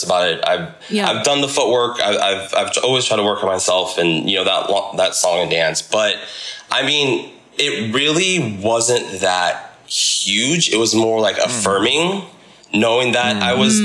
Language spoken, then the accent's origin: English; Simi Valley, California, United States; including myself here in Simi Valley